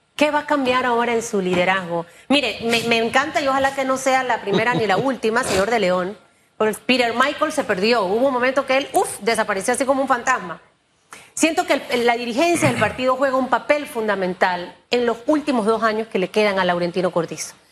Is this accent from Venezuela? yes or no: no; Panama; yo como, como panameña